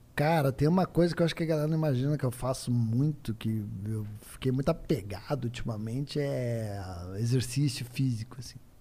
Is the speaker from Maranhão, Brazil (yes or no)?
no; Curitiba, Paraná, Brazil; eu sou de Curitiba